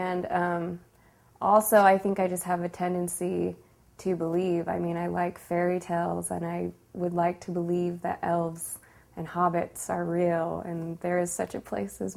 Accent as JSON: {"language": "English", "town": "Sandy", "region": "Utah", "country": "United States", "tie": "born or raised there", "said": "I grew up in Sandy, Utah, and lived in the same house my whole life until I got married."}